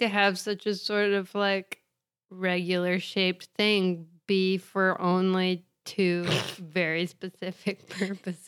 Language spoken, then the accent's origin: English; Indiana, United States; I'm from Indiana